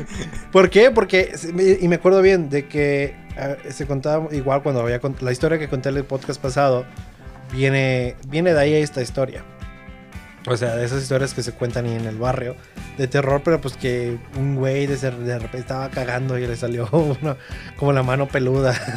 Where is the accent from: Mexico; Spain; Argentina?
Mexico; qué bueno que nací en México